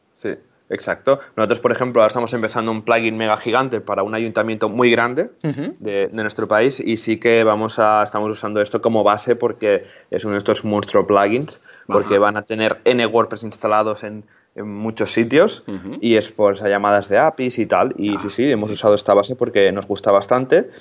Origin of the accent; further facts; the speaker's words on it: Molins de Rei, Catalonia, Spain; yo soy de Molins de Rey, que es un pueblo que está muy cerquita de Barcelona